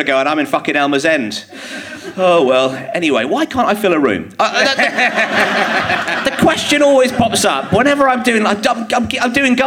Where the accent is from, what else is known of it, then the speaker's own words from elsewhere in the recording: Bromley, London, United Kingdom; I grew up in Bromley, I still live there